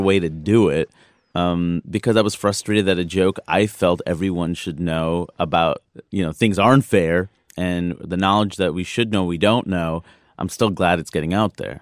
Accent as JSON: {"language": "English", "region": "East Coast", "country": "United States", "said": "I'm from the East Coast."}